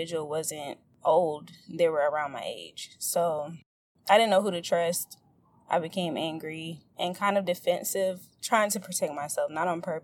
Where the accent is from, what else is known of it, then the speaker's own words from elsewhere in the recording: St. Petersburg, Florida, United States; I'm from St. Petersburg, Florida